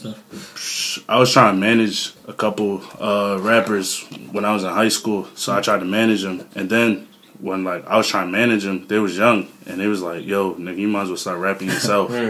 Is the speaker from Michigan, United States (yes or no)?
no; Philadelphia, Pennsylvania, United States; moved away; also born or lived in New Jersey; I'm from Philly, but I moved over to Jersey.